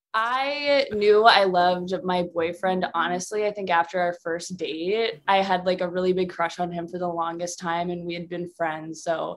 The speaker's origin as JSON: {"language": "English", "town": "Cleveland", "region": "Ohio", "country": "United States", "tie": "born or raised there", "moved": "as an adult", "lives_now": "New York, United States", "said": "I'm from Cleveland, Ohio"}